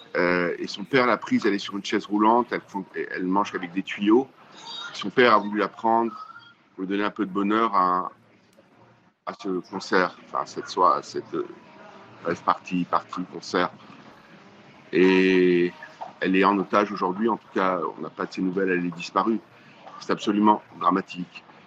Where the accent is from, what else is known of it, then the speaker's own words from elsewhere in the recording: France; chez nous en France